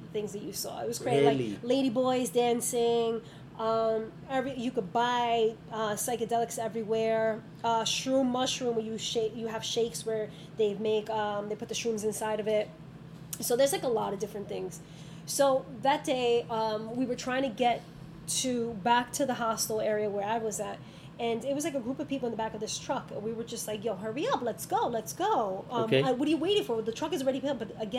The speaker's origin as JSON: {"language": "English", "region": "New York", "country": "United States", "said": "But I think it's already embedded in me as a New Yorker."}